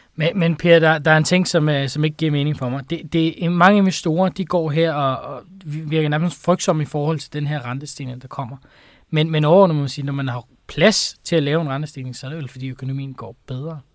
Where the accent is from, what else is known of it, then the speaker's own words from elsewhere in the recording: Denmark; som dansker